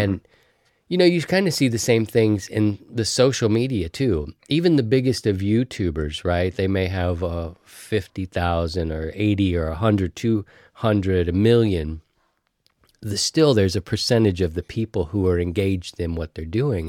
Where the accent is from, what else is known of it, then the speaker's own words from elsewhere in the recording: East Coast, United States; growing up on the East Coast